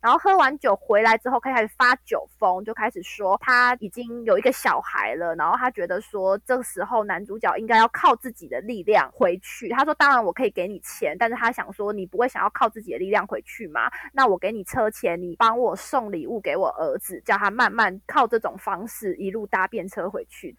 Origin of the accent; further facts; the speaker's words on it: Taiwan; 我没有要马上回台湾